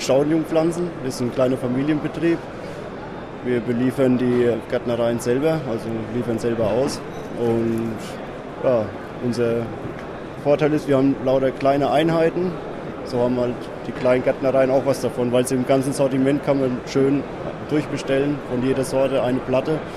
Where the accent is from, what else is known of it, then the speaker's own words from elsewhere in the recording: Germany; Wir kommen aus der Rhön, das ist in der Mitte von Deutschland